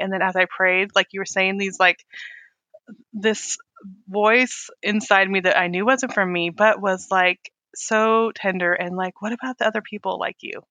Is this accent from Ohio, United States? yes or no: no; Weed, California, United States; I grew up in California, too